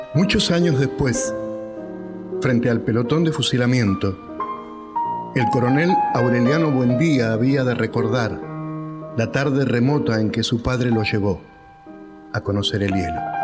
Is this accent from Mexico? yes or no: no; Argentina; Somos argentinos.